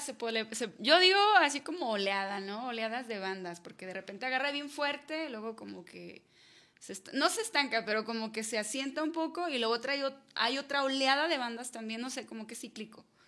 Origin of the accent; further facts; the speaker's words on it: Toluquilla, Jalisco, Mexico; yo crecí en Toluquilla, ¿no? Es un pueblito que está, bueno, ahorita ya no es pueblito, ya se lo tragó la ciudad